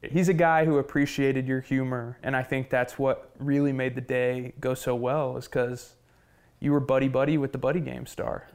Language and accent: English; Oklahoma, United States; I'm from Oklahoma